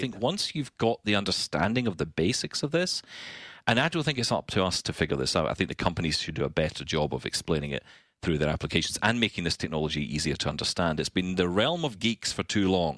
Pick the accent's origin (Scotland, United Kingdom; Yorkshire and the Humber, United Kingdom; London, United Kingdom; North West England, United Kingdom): Scotland, United Kingdom; I'm Scottish.